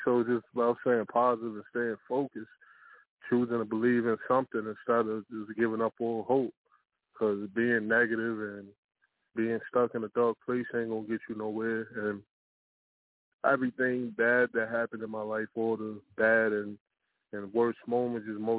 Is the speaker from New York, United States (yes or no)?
yes; New York City, New York, United States; also born or lived in Virginia; Was born in Virginia, but I was brought up in Brooklyn, New York.